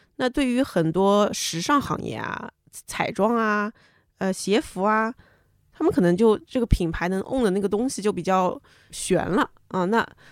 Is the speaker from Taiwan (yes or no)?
no; China; 我们中国人